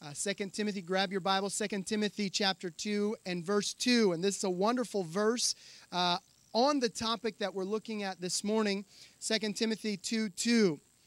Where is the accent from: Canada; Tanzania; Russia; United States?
Tanzania; I grew up there in Tanzania. I went when I was 10 years old.